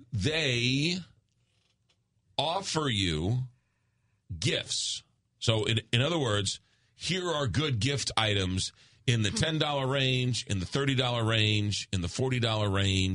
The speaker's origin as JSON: {"language": "English", "region": "New York", "country": "United States", "accent": "New York", "moved": "yes", "lives_now": "St. Louis, United States", "said": "my New York accent"}